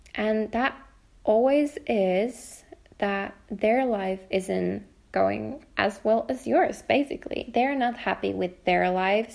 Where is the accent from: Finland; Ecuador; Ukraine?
Finland; also born or lived in Helsinki, Finland; I'm talking from Finland, um, from Helsinki, Finland